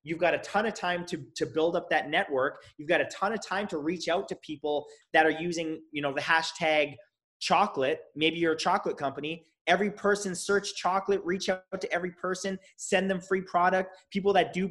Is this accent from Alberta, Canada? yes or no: no; Toronto, Ontario, Canada; now in Los Angeles, United States; I'm from Toronto